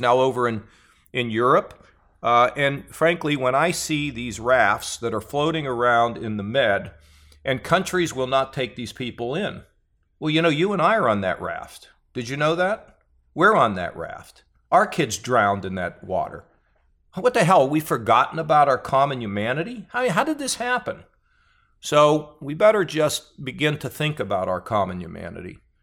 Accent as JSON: {"language": "English", "country": "United States", "tie": "born or raised there", "said": "I was born in America"}